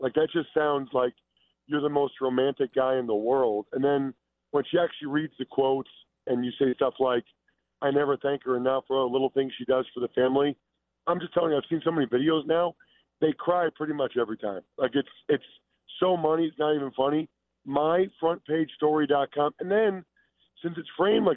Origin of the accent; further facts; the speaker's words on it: Philadelphia, Pennsylvania, United States; I'm from Philadelphia, and I grew up an Eagles fan